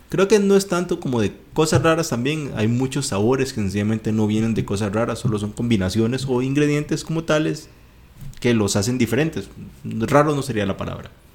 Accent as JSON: {"language": "Spanish", "region": "Guanacaste", "country": "Costa Rica", "tie": "born or raised there", "said": "soy originario de Guanacaste"}